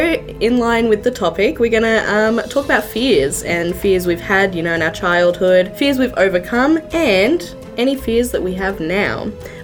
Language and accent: English; Sydney, New South Wales, Australia; Growing up in Sydney on Halloween, like all the kids would do it.